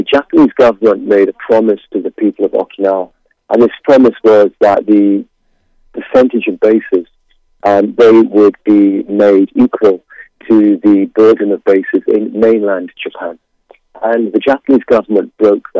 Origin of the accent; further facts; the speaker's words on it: United Kingdom; I'm from Britain